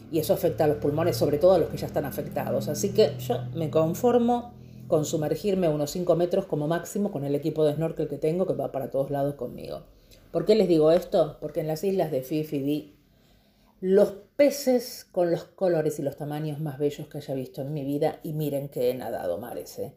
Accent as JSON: {"language": "Spanish", "country": "Argentina", "moved": "yes", "said": "De hecho, cuando salí de Argentina, mi ticket era Argentina, Bangkok."}